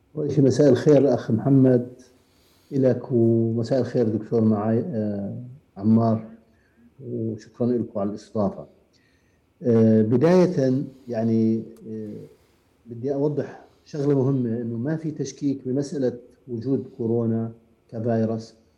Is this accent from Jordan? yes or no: yes; Jordan; عندنا في الاردن